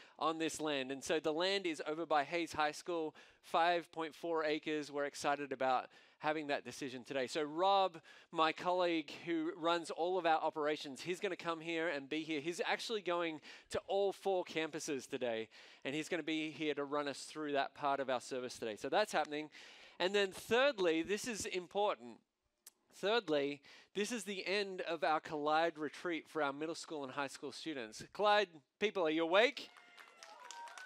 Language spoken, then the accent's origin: English; Australia; accent: Australian; moved away; my Australian accent